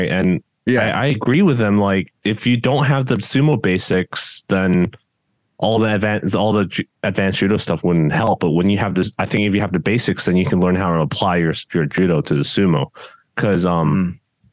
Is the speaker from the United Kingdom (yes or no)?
no; Hong Kong; now in United States; when I was growing up in Hong Kong